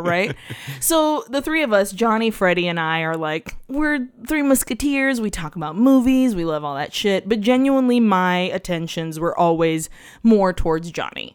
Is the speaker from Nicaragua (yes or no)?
yes; Nicaragua; we're Latinos from Nicaragua